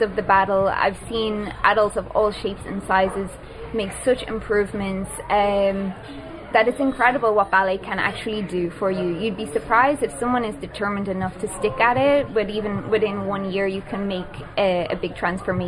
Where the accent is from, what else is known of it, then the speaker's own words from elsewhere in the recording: Drogheda, Leinster, Ireland; I'm from Drogheda. So I started taking children's ballet classes in the town when I was younger